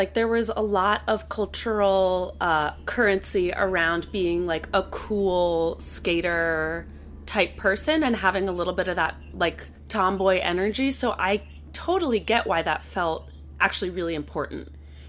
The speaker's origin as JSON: {"language": "English", "town": "Princeton", "region": "New Jersey", "country": "United States", "tie": "born or raised there", "said": "yes, I grew up in Princeton, so I have a handful of questions for you about the 609."}